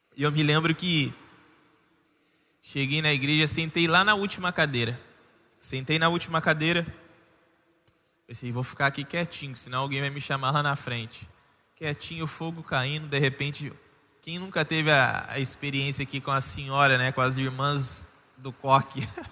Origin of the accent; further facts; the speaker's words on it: São Paulo, Brazil; moved away; A gente em São Paulo, eu sou de São Paulo